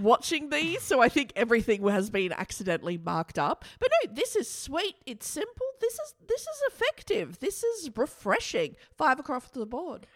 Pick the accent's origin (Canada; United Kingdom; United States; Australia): Australia; our country, Australia